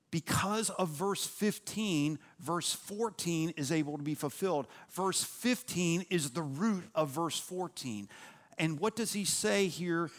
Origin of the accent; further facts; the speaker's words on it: Louisville, Kentucky, United States; moved away as an adult; also born or lived in Cincinnati, Ohio / Nashville, Tennessee / East Tennessee; I was born in Cincinnati, Ohio. Uh, we moved to Louisville, Kentucky when I was nine months old